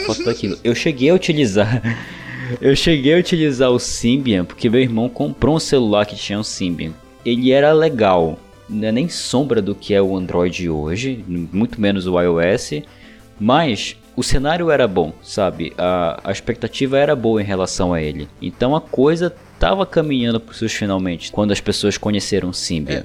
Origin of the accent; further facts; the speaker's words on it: Belém, Pará, Brazil; Eu, por exemplo, sou de Belém do Pará